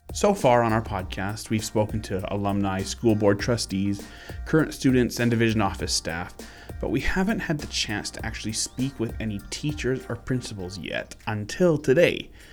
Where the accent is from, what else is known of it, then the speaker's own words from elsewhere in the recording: Vancouver Island, British Columbia, Canada; moved away; I grew up on Vancouver Island